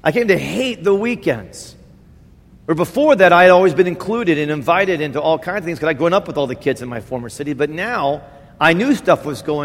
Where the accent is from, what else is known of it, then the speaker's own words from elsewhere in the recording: Indiana, United States; moved away; I grew up in Indiana